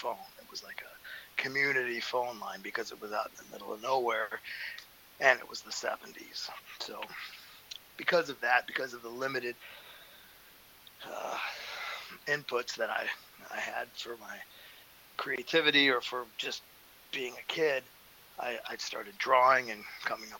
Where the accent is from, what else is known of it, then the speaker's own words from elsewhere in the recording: Indiana, United States; I grew up in Indiana on a farm